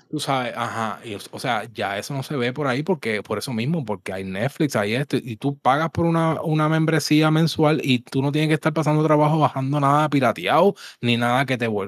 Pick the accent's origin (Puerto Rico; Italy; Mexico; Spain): Puerto Rico; Levittown, Toa Baja; obviamente yo me crié en Levitown y esa área ya, pues, este, pues obviamente accesible, me iba hasta en bicicleta